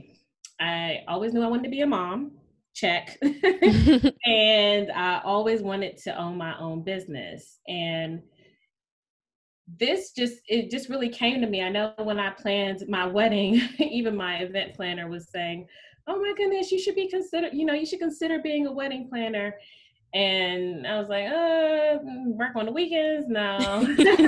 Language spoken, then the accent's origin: English; Washington, District of Columbia, United States; also born or lived in New York City / Trinidad and Tobago; I was born and raised in the Washington, D.C. area. I have basically been here